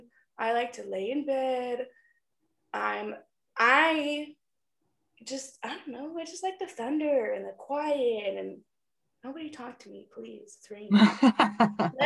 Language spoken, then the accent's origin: English; Wyoming, United States; I was born in Wyoming